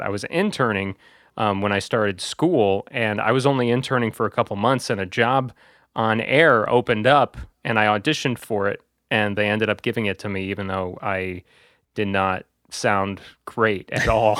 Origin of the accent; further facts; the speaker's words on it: Bourbonnais, Illinois, United States; I work at a, a small, uh, radio station company in my hometown area of Bourbon A, Illinois